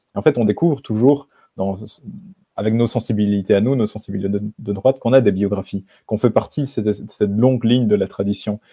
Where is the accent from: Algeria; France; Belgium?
Belgium; moved away as an adult; now in Warsaw, Poland; j'habite enfin, j'ai habité en Belgique, je suis belge, j'ai 26 ans, je suis à Varsovie maintenant